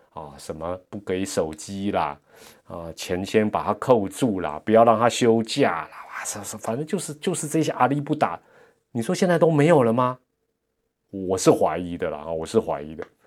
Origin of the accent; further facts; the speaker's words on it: Taipei, Taiwan; 跟我们台北人不一样